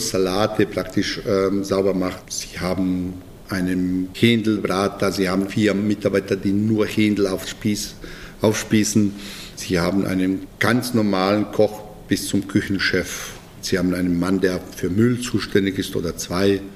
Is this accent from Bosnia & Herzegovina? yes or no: yes; Bosnia & Herzegovina; German is a second language; moved away as an adult; now in Munich, Germany; Ich komme eigentlich aus ganz, ganz kleinem Dorf äh, und aus ganz kleiner Gemeinde in Bosnien